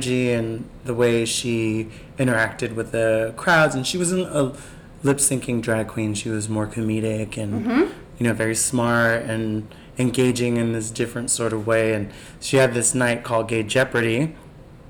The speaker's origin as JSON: {"language": "English", "town": "New York City", "region": "New York", "country": "United States", "tie": "born or raised there", "said": "growing up in Bed-Stuy"}